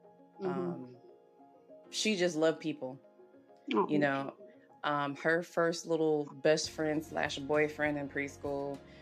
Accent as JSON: {"language": "English", "region": "the South", "country": "United States", "tie": "born or raised there", "said": "And then for me, growing up in the South, it was predominantly vanilla mm-hmm. and very, very few Latinos."}